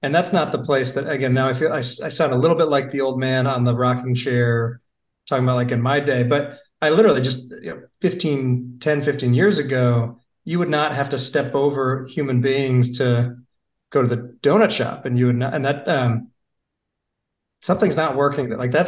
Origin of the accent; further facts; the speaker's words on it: Portland/Seattle area, West Coast, United States; also born or lived in Michigan; now in Charlotte, United States; I'm from the West Coast originally, kind of the Portland, Seattle area.